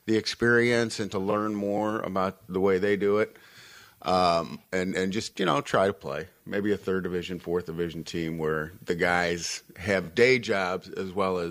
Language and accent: English; St. Louis, Missouri, United States; also born or lived in Springfield, Illinois; now in Douglas, United States; I was born and raised in St. Louis, Missouri